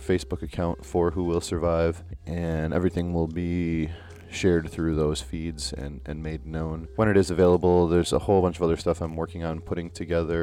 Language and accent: English; Buffalo, New York, United States; my hometown of Buffalo, New York